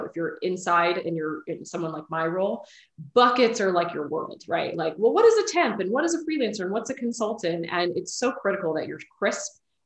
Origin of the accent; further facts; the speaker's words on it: Bay Area, California, United States; moved away as an adult; now in Austin, United States; I'm from the Bay Area